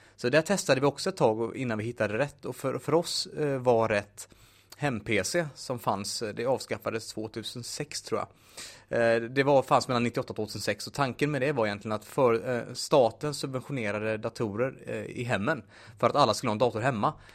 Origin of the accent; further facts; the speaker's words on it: Munkedal, Västra Götaland, Sweden; now in Gothenburg, Sweden; född och uppvuxen i Munkedal